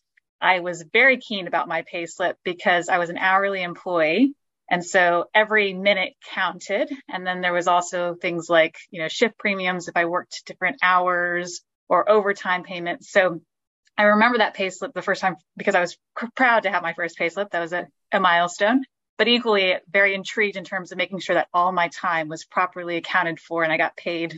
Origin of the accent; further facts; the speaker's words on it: Texas, United States; moved away as an adult; now in London, United Kingdom; I was from Texas originally